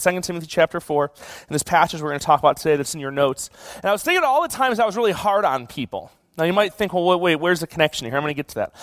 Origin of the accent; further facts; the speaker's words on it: Buffalo, New York, United States; now in California, United States; I grew up in Buffalo.